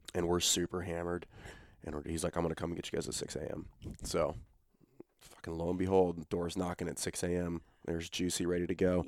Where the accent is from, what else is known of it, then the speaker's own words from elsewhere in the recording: Baton Rouge, Louisiana, United States; I'm from Baton Rouge